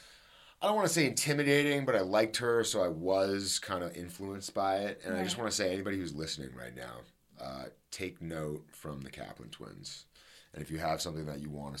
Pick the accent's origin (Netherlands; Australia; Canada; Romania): Canada; now in Los Angeles, United States; I'm Canadian and when I moved here